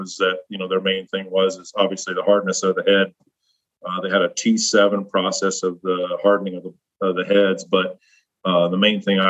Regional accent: Nebraska, United States; I grew up in the Midwest in Nebraska, and I grew up on a farm.

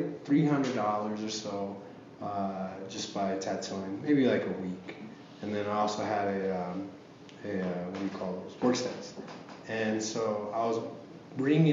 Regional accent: Tulsa, Oklahoma, United States; moved away; my hometown, Tulsa

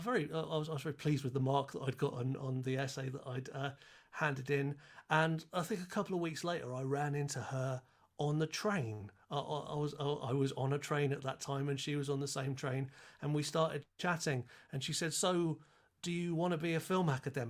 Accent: United Kingdom; as a European, as a Brit

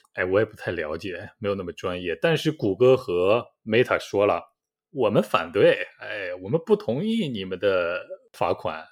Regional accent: China; now in South Korea; 我也是中国人了

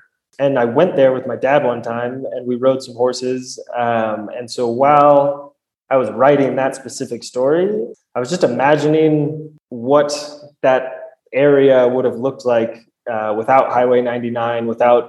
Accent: Stockton, California, United States; there's undeniably an identity in being from Stockton. And I don't think that is going anywhere. So I think the more I travel, the more that identity just solidifies within me.

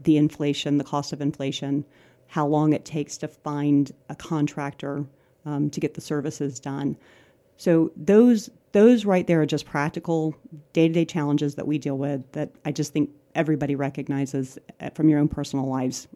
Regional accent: Ocala, Florida, United States; Ocala's home. Um, I grew up here

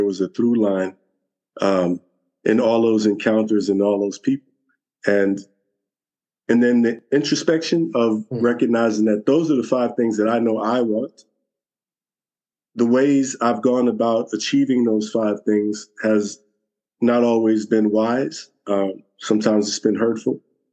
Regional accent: New York City, New York, United States; I was born and raised here in Brooklyn, New York, 60 years

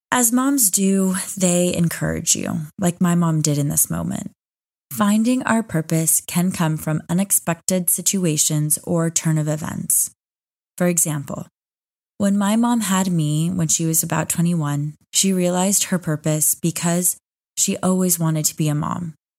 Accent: Austin, Texas, United States; moved away as an adult; now in Dubai, United Arab Emirates; I was back in my hometown of Austin, Texas

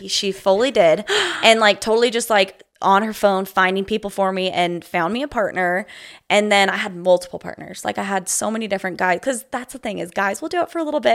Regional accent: Provo, Utah, United States; moved away as an adult; I grew up in Provo, Utah

